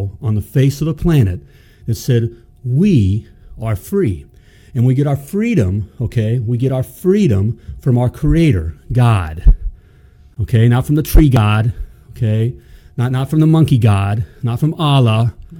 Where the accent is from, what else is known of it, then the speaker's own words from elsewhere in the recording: United States; I was born in the United freaking States of America